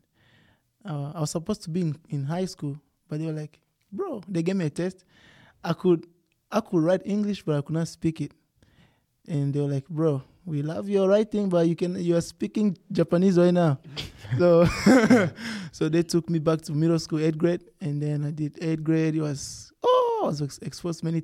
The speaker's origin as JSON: {"language": "English", "country": "Zimbabwe", "tie": "born or raised there", "also_born_or_lived": "Malawi / Tennessee, United States", "moved": "yes", "lives_now": "Lubbock, United States", "said": "I was born in Malawi, then we moved to Zimbabwe, and in Zimbabwe, 2009, there was drought"}